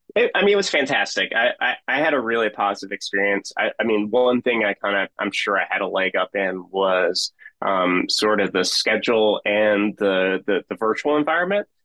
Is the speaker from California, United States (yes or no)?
no; Philadelphia, Pennsylvania, United States; moved away as an adult; now in West Virginia, United States; I grew up in Philadelphia, um, and spent the first thirty years of my life there.